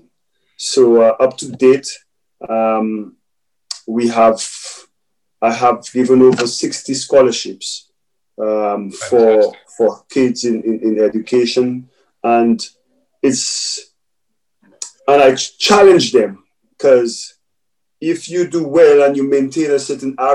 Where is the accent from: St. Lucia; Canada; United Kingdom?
St. Lucia; growing up in St. Lucia